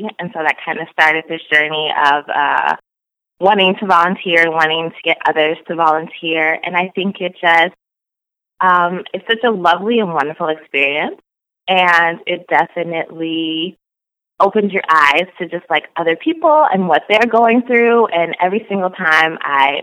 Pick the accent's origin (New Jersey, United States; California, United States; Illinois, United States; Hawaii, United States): Illinois, United States; Oak Park; Well, I am from Oak Park, Illinois. I am currently in the Chicagoland area, like 5 minutes away from where I grew up.